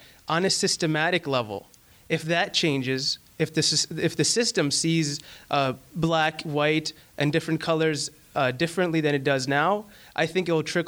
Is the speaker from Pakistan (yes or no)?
yes; Pakistan; moved away; I come from Pakistan. Over there, where my people are very racist